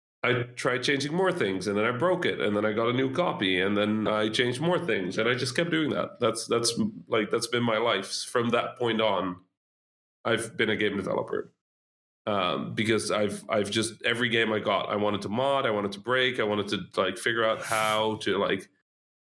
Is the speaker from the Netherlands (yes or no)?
yes; Netherlands; English is a second language; I'm Dutch, right? Like Dutch-Egyptian, so I didn't speak any English.